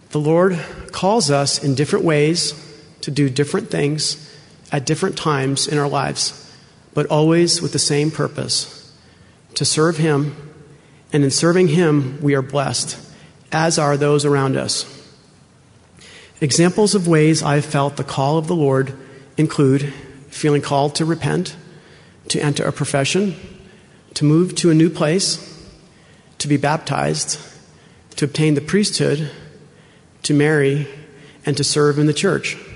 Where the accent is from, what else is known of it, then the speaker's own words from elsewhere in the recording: Rhode Island, United States; moved away as an adult; also born or lived in Logan, Utah; now in Utah, United States; I'm originally from Rhode Island. I joined the church as a graduate student in Logan, Utah.